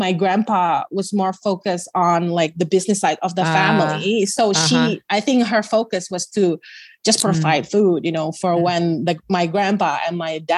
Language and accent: English; West Java, Indonesia; moved away as an adult; now in Canada; I was born in Canada and raised in Indonesia and then now living back in Canada